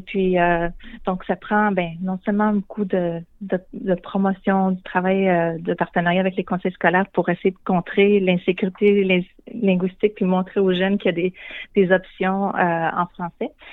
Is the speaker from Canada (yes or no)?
yes; Shawinigan, Quebec, Canada; moved away as an adult; also born or lived in Guelph, Ontario / United States; now in Toronto, Canada; Je suis originaire de Shawinigan